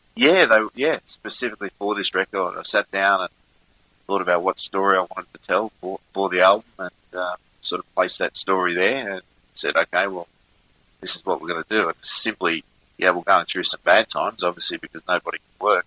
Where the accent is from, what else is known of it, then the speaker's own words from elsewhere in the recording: Richmond, New South Wales, Australia; now in Melbourne, Australia; my hometown of Richmond in New South Wales. Uh, I'm originally from New South Wales